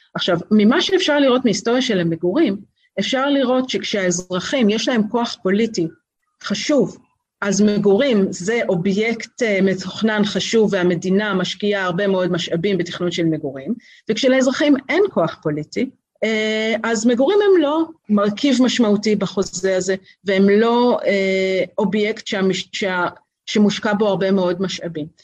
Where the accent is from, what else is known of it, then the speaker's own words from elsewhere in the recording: Tel Aviv, Tel Aviv District, Israel; אני גדלתי בקומפלקס אה, אה, ברוטליסטי במרכז תל אביב